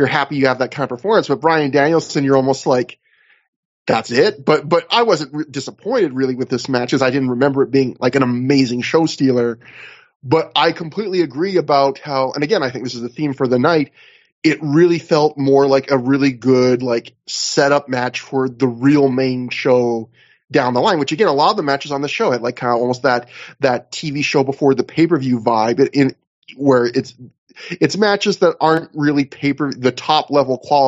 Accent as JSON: {"language": "English", "country": "Canada", "said": "I'm a Canadian"}